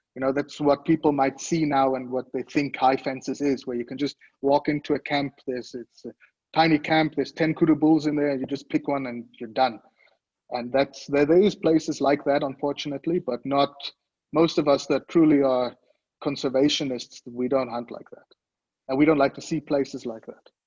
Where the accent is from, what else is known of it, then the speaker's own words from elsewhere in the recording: Switzerland; moved away as an adult; now in South Africa; born and raised in Switzerland, but I came to South Africa from a very young age to a family game farm. I moved down here once I graduated school